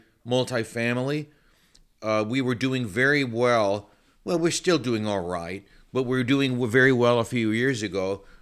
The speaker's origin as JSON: {"language": "English", "region": "California", "country": "United States", "tie": "born or raised there", "also_born_or_lived": "New Jersey", "moved": "yes", "lives_now": "Orlando, United States", "said": "Born and raised in California. I consider myself more of a Jersey guy. Because when I was in Jersey for a number of years, it kind of stuck to me. You know, it kind of got into my skin. And now we're in Florida. Yeah, we moved to Florida about maybe 3 years ago."}